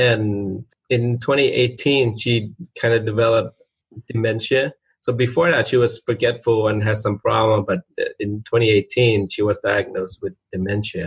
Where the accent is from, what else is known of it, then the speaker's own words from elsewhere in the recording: Thailand; moved away; so I'm from Thailand